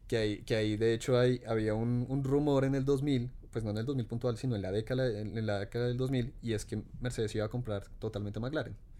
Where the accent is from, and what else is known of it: Colombia